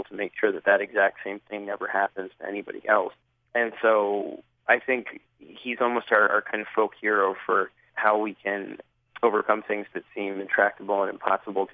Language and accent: English; New York City, New York, United States; growing up in New York City in the 80s